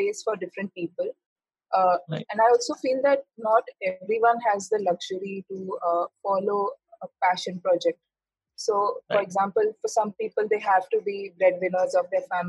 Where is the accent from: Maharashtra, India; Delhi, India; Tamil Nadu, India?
Maharashtra, India; Mumbai; moved away as an adult; I decided to come to Mumbai, back to my hometown